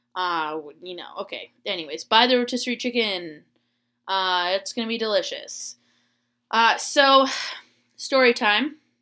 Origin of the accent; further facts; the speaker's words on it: Florida, United States; moved away; I grew up in Florida